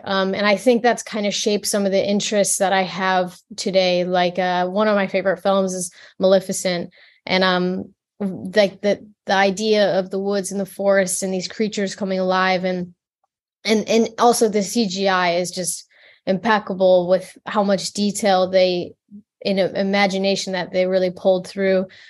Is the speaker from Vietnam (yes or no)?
no; the Midwest, born in Detroit, Michigan, United States; I grew up in, um, the Midwest. I, I was born in Detroit and raised in, like, the middle of the, the woods, quite literally